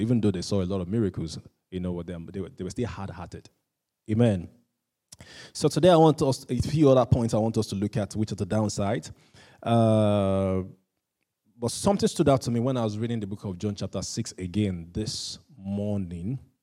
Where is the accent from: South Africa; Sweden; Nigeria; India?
Nigeria; I'm Nigerian